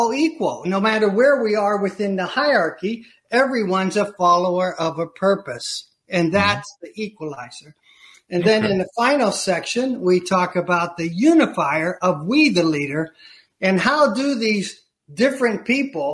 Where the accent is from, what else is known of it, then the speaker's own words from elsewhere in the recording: Eastern Ohio, United States; now in Chicago, United States; I grew up in Eastern Ohio in the foothills of Appalachia